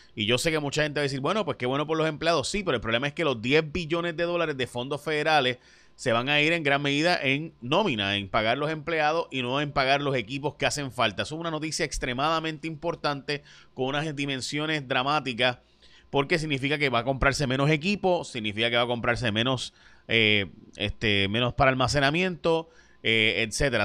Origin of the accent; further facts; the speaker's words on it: San Lorenzo, Puerto Rico; yo soy de San Lorenzo, mi familia vive entre San Lorenzo y Caguas, en el monte allí